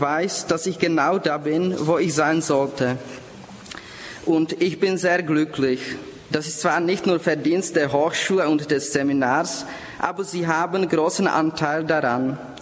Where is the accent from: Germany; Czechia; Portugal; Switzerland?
Czechia; Prague; accent: Bohemian; German is a second language; moved away as an adult; Ich komme aus Prag in Tschechien. Daher Entschuldigung für mein bämisches Akzent